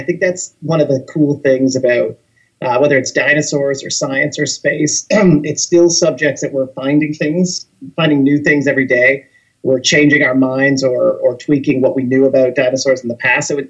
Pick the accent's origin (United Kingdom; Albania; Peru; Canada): Canada; a small town in Ontario; now in Toronto, Canada; I'm originally from a small town in Ontario, which is a province in Canada